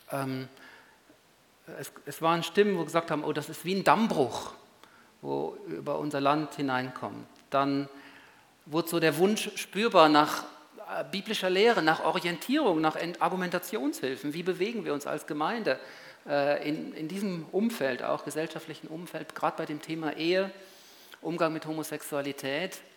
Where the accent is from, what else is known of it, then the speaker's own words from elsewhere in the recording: Switzerland; Bei uns in der Schweiz ist es wahrscheinlich ist es eindeutig und dann kommt es auch zur Abstimmung, eben anders als im großen Kanton, unserer Nachbarn.